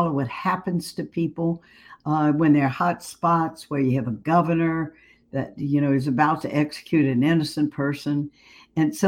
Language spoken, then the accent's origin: English; Cajun, Louisiana, United States; I'm Cajun. I live in Louisiana